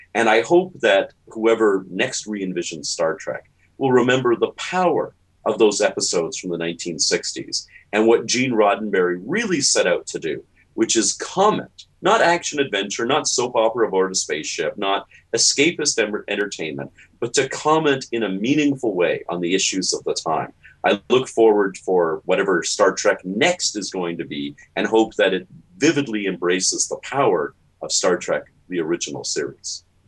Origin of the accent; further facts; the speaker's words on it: Toronto, Ontario, Canada; I grew up in Toronto. My mother's an American. I'm a dual citizen